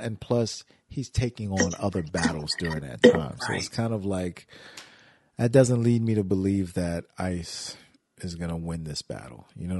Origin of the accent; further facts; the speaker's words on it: Wisconsin, United States; Just because I'm from Wisconsin, don't mean I like cheese like that.